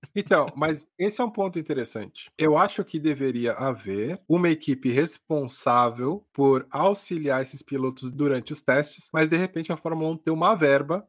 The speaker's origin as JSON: {"language": "Portuguese", "country": "Brazil", "said": "eu sou brasileiro"}